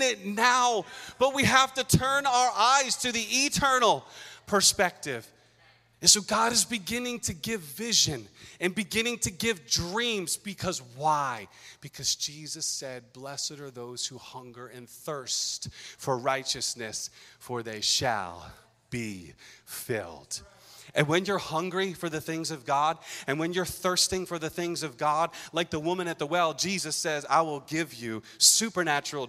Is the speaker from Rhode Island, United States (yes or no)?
yes; Pawtucket, Rhode Island, United States; moved away as an adult; now in Massachusetts, United States; I was a kid growing up in Curtis Elementary School on Benefit Street in Pawtucket